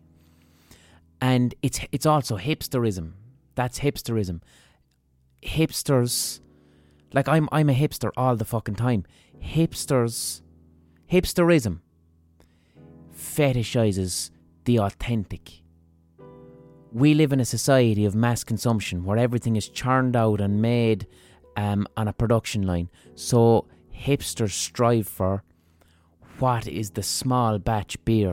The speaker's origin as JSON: {"language": "English", "country": "Ireland", "said": "we as Irish people"}